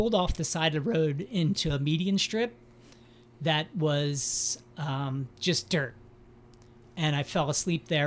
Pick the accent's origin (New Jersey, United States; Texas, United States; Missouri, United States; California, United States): New Jersey, United States; moved away as an adult; also born or lived in Philadelphia, Pennsylvania / Chicago; now in Los Angeles, United States; Originally born in Philly, raised in South Jersey, then spent some of my adult life in Center City